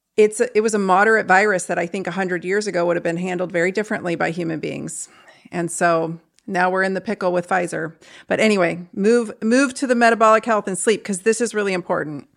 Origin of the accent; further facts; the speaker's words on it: St. Louis, Missouri, United States; I'm from Saint Louis, too